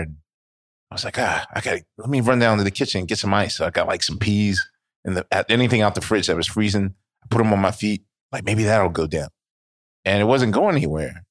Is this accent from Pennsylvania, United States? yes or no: yes; Philadelphia, Pennsylvania, United States; I was born in Penn Hospital